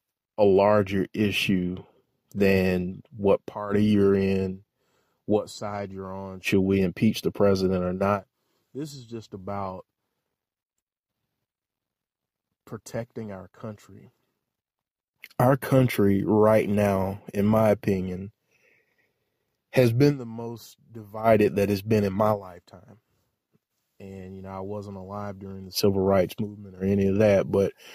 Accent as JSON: {"language": "English", "country": "United States", "said": "we have to look at ourselves as American citizens"}